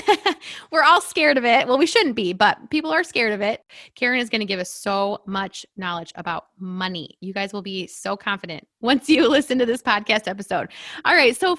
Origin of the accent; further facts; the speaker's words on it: Michigan, United States; I'm from Michigan